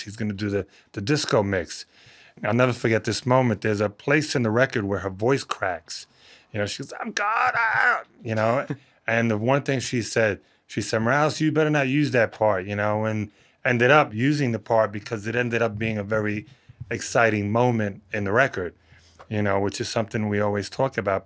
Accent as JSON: {"language": "English", "town": "New York City", "region": "New York", "country": "United States", "tie": "born or raised there", "said": "I grew up in the Bronx"}